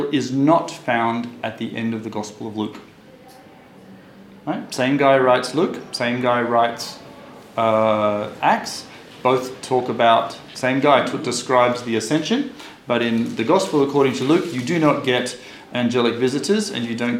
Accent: Australia; now in Israel; when I was born in Australia

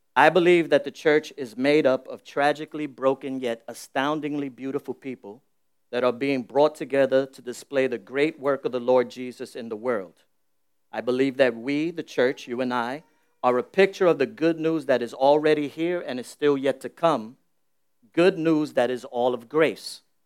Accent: New York City, New York, United States; I'm born and raised in the Bronx. I, I was born in the South Bronx

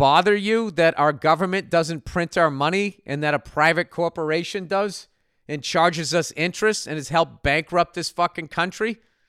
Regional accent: Vancouver, British Columbia, Canada; In my hometown of Vancouver, British Columbia, BC Place Stadium was completely renovated in 2011

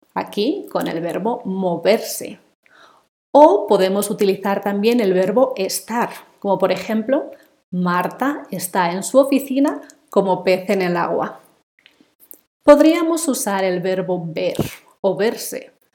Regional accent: Spain; first language Spanish; moved away; nací en España me crié y estudié allí y he hablado español toda mi vida

